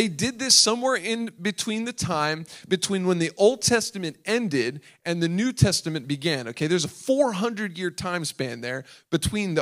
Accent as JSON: {"language": "English", "region": "Delaware", "country": "United States", "tie": "born or raised there", "said": "I was born and raised in Delaware"}